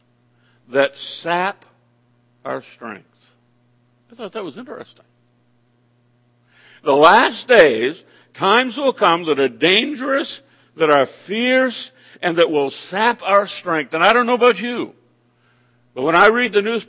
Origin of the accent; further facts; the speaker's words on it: Maine, United States; my home state of the state of Maine